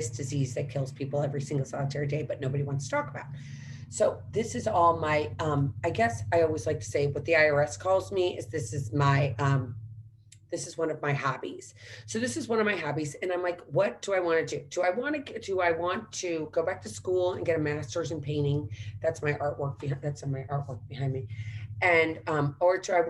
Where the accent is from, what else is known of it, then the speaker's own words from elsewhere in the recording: St. Louis, Missouri, United States; moved away; also born or lived in Washington, D.C.; growing up in St. Louis